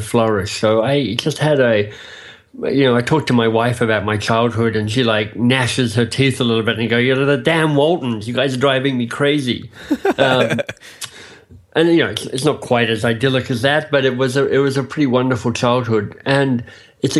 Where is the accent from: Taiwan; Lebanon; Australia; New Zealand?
Australia; moved away as an adult; also born or lived in England / Boston; now in Toronto, Canada; I am Australian by birth and have found myself now living in Canada